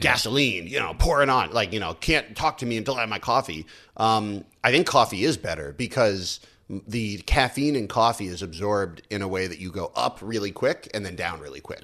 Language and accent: English; United States; moved away as an adult; now in China; I grew up in the States, but I'm also a weird, um, American